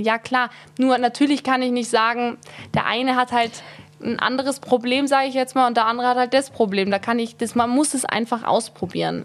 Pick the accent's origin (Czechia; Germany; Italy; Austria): Austria; Tyrol; ich bin eine Tirolerin. Ja, ich bin hier groß geworden.